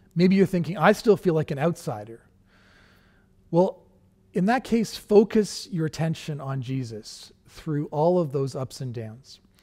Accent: Canada; being Canadian

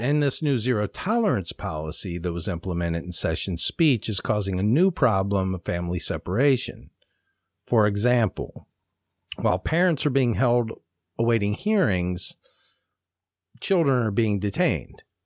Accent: Ohio, United States; I'm from Ohio and Kentucky's just south of us

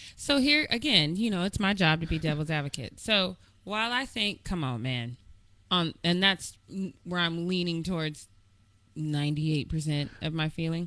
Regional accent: Denver, Colorado, United States; I'm from the Mile High City. That's where I was born and bred.

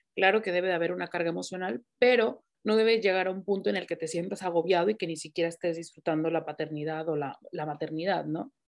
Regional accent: Mexico; moved away; yo soy mexicana

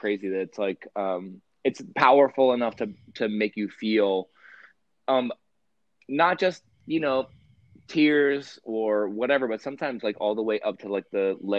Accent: Western Pennsylvania, United States; I grew up in Western Pennsylvania

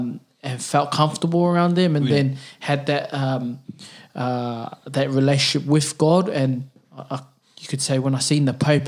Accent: Auckland, New Zealand; I was brought up in the Catholic Church in New Zealand. Grey Lynn, St. Joseph is my church, or St. Joseph's.

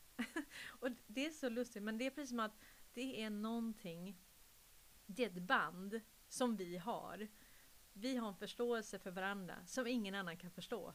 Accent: Sweden; nu är jag ju adopterad från Sverige

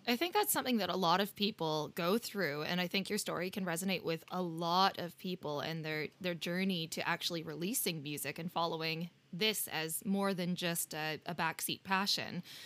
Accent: Canada; now in United Kingdom; we're both Canadian and we live in the U K

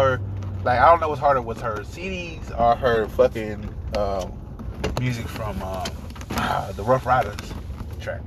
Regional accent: New York, United States; I'm from New York

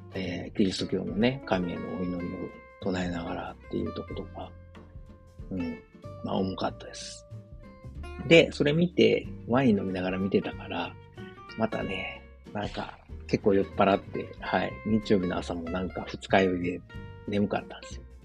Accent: Osaka, Japan; moved away as an adult; now in Germany; 自分の実家であるですね、駒川東屋、はい、親父とおかんがやってる、えー、大阪駒川いうところ

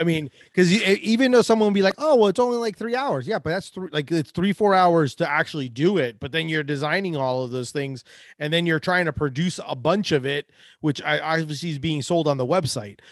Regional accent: Orlando, Florida, United States; we're both from Orlando

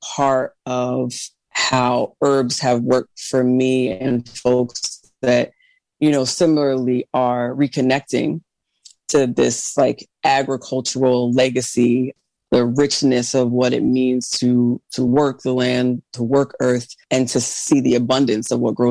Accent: United States; I'm Black American

